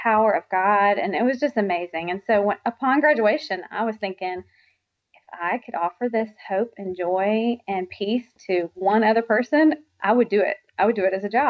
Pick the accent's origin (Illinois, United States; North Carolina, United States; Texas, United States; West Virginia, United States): West Virginia, United States; also born or lived in South Carolina; now in Oxford, Mississippi, United States; I grew up in West Virginia